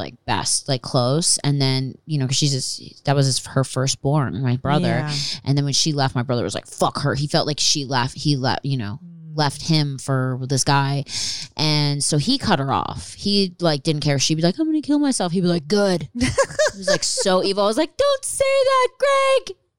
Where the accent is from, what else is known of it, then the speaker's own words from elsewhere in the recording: Philadelphia, Pennsylvania, United States; Pennsylvania. Philadelphia, outside Philadelphia.